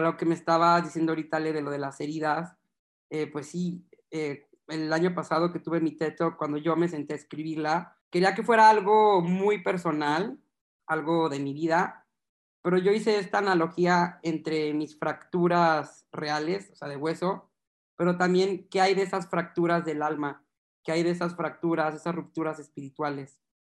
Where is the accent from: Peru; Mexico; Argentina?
Mexico; Guadalajara, Jalisco; Yo soy de Guadalajara, Jalisco